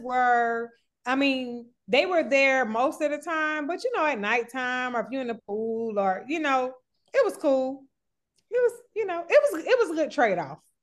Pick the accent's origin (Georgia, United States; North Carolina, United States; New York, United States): Georgia, United States; Atlanta; I'm from Atlanta